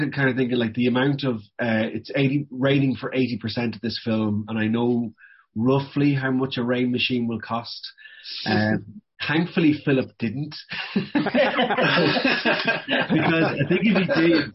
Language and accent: English; Cavan, County Cavan, Ireland; born or raised there; moved away